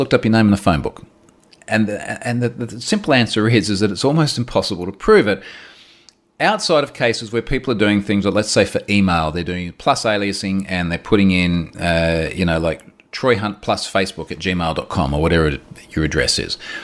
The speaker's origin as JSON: {"language": "English", "country": "Australia", "said": "I'm Australian"}